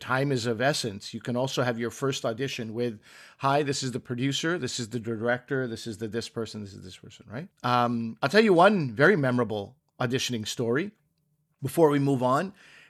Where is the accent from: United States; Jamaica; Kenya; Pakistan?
Pakistan; I was like, oh, Pakistani. Yes, I am Pakistani.